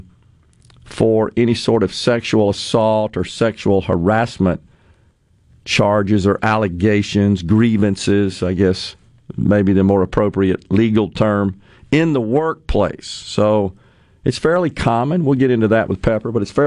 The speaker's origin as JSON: {"language": "English", "town": "Ridgeland", "region": "Mississippi", "country": "United States", "tie": "born or raised there", "said": "Ridgeland, my hometown"}